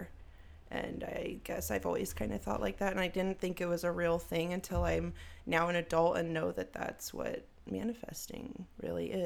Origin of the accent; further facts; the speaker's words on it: Texas, United States; also born or lived in Germany; I am a Texas gal